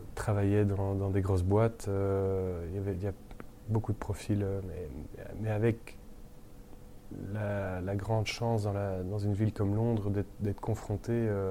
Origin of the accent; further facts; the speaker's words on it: Brussels, Brussels-Capital Region, Belgium; also born or lived in London; chez nous à Bruxelles